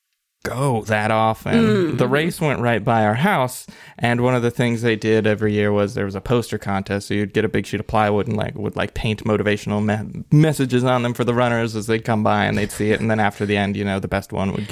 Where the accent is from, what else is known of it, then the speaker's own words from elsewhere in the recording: northeast Ohio, United States; I grew up in middle of nowhere, northeast Ohio, so no one of any note came from or ever came to there.